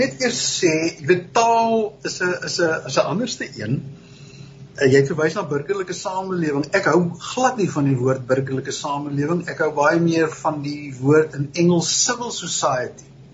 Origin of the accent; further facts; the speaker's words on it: Stellenbosch, Western Cape, South Africa; het op Stellenbosch groot geword.